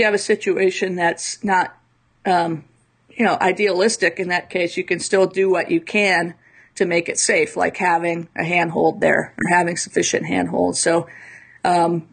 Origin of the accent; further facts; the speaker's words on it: Midwest, United States; I grew up in the Midwest.